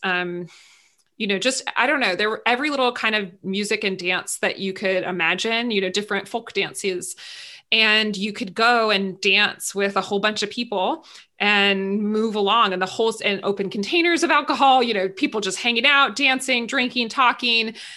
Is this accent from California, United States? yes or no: yes; San Luis Obispo, California, United States; in my hometown where i live now in san luis obispo california